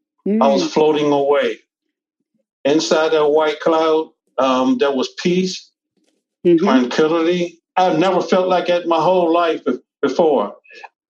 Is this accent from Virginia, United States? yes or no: yes; Dinwiddie County, Virginia, United States; moved away as an adult; now in Richmond, United States; I moved up here in Richmond. I'm from Dinwiddie County.